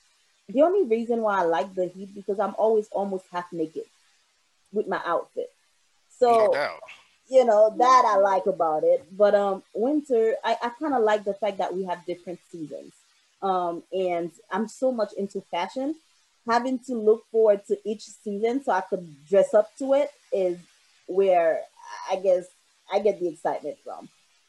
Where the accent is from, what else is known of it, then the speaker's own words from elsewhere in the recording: Boston, Massachusetts, United States; now in Brooklyn, United States; I've only been back here for 5 years because I grew up in Boston.